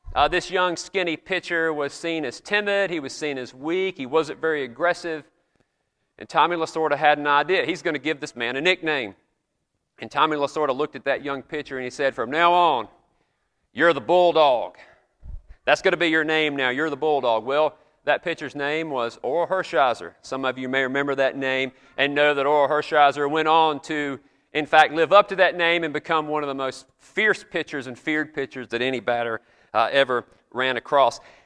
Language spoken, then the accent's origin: English; the South, United States; accent: Southern; if you guess places like South Carolina, Georgia, North Carolina, that's usually what I get